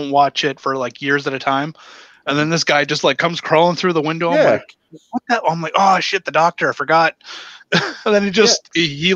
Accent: Ontario, Canada; I'm from Ontario

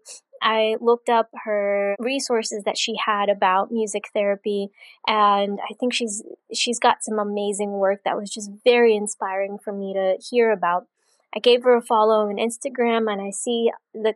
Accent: Rockville, Maryland, United States; I'm from Rockville, Maryland

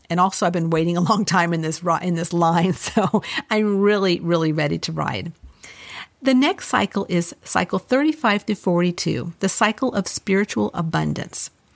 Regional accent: Los Angeles, California, United States; I grew up in Los Angeles

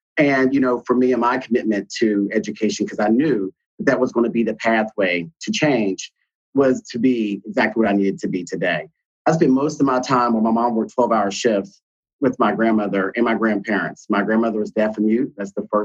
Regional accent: Charleston, West Virginia, United States; moved away as an adult; now in Minneapolis, United States; I was born and raised in Charleston, West Virginia

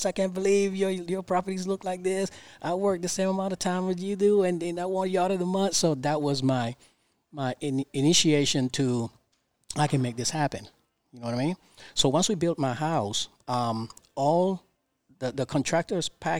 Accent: New York City, New York, United States; moved away as an adult; also born or lived in Panama; now in Savannah, United States; I'm originally from Brooklyn, New York

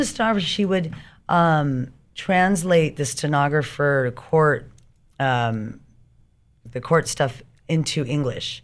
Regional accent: Riverside, California, United States; also born or lived in Orange County, California / San Diego, California / Hawaii / Long Beach, California; I did grow up in, unfortunately, Riverside

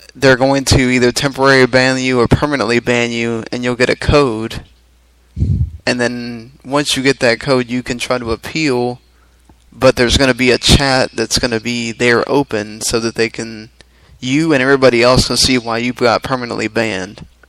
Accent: the South, United States; we're all from the South here

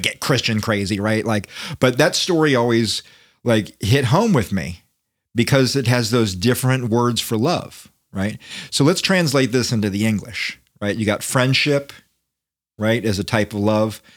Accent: United States; as an American

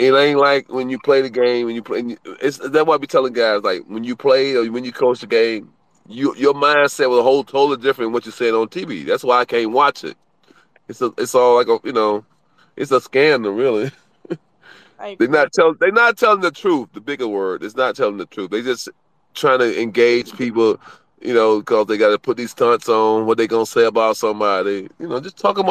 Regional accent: Cleveland, Ohio, United States; moved away; So I'm from Cleveland

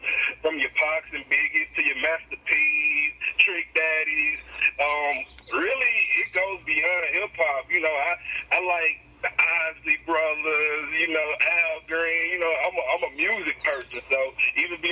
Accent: Columbus, Mississippi, United States; I'm from Columbus, Mississippi

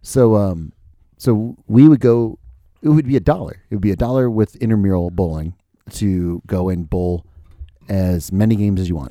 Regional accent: United States; I'm an American

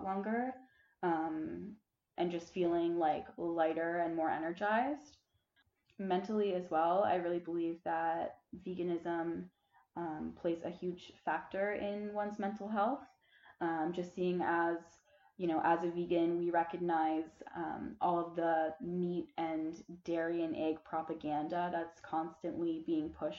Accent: Muskoka, Ontario, Canada; moved away as an adult; now in Prince Edward Island, Canada; I'm from Muskoka, Ontario, but I'm currently on Prince Edward Island right now studying biology at university

